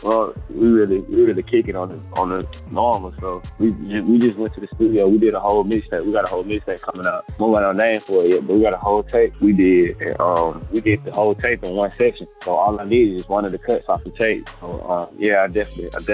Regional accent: Anniston, Alabama, United States; I'm from Anniston, Alabama

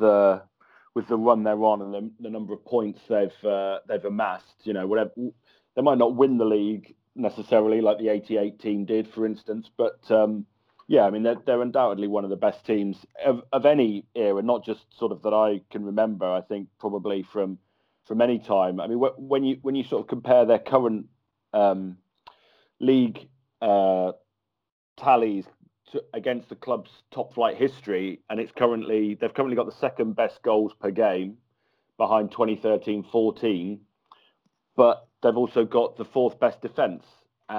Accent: Kettering, East Midlands, United Kingdom; A town called Kettering, which is in the Midlands in Northamptonshire. So no connection to Liverpool at all. But, yeah, that's where I'm from originally.

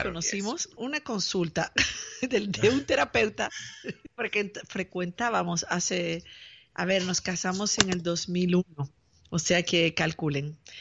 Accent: Peru; yo soy de Perú

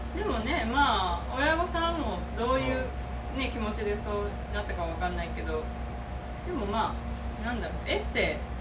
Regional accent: Okayama, Japan; 私中学生の頃だったかなあの岡山の地元の岡山県立美術館に

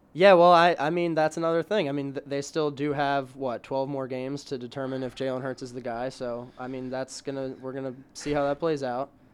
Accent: New Jersey, United States; moved away as an adult; now in Philadelphia, United States; I'm from South Jersey

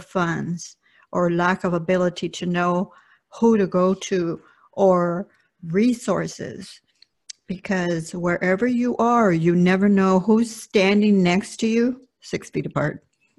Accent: Compton, California, United States; first language Spanish; English is a second language; this little girl that lived in Compton and went to elementary school and sat in the back row because I didn't speak English

